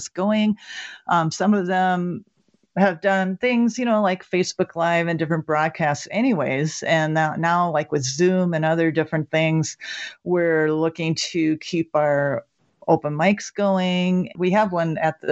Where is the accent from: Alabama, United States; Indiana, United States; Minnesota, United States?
Minnesota, United States; moved away as an adult; now in New Mexico, United States; I'm from Minnesota originally, so I'm a Minnesotan, and I moved to New Mexico in 2011